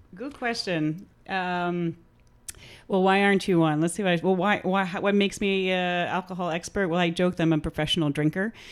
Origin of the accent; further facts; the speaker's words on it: Atlantic Highlands, New Jersey, United States; also born or lived in New York City; now in Asbury Park, United States; I am from Atlantic Highlands, New Jersey. Spend most of my life living here in Jersey, but native New Yorker, born in New York City